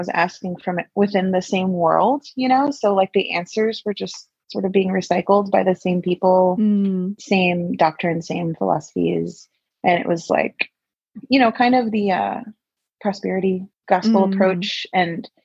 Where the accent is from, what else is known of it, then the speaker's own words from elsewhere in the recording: Texas, United States; I'm from Texas. I love it here